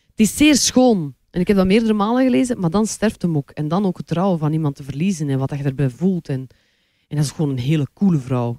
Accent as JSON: {"language": "Dutch", "town": "Kortrijk", "region": "Flanders", "country": "Belgium", "moved": "as an adult", "lives_now": "Antwerp, Belgium"}